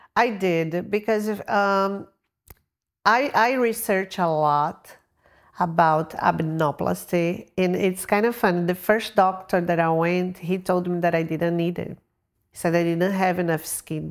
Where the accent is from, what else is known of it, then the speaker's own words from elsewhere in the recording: Brazil; moved away; I'm from Brazil